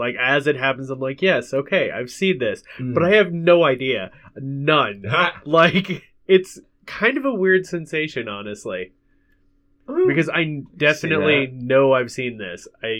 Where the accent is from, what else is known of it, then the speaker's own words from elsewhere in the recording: Scotland, United Kingdom; Just because we're Scottish.